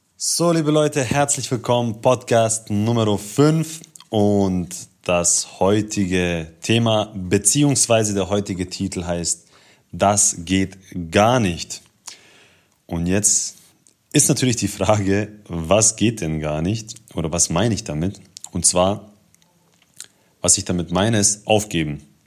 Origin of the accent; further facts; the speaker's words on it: Ulm, Baden-Württemberg, Germany; ich komme aus Ulm